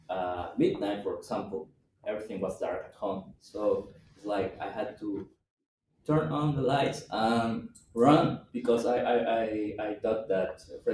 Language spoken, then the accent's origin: English; Peru; first language Spanish; English is a second language; I come from Peru